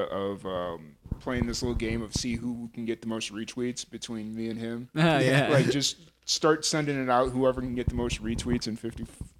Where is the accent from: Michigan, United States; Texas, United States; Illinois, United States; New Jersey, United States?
Illinois, United States; Lynwood; accent: Chicago; moved away as an adult; also born or lived in Carbondale, Illinois; now in New Mexico, United States; where I grew up in Linwood.